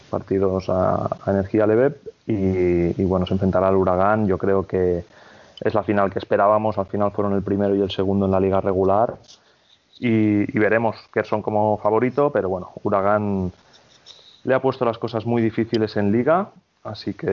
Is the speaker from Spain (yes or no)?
yes; Barcelona, Catalonia, Spain; Ojalá, de hecho, soy de Barcelona, etcétera.